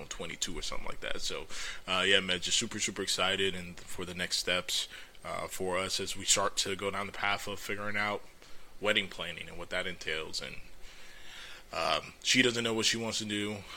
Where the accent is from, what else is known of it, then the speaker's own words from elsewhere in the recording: Orlando, Florida, United States; I was born and raised in Orlando.